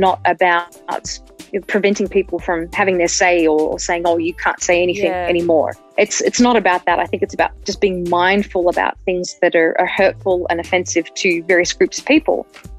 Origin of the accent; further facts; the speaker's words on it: Australia; moved away as an adult; now in Denver, United States; I'm an Australian American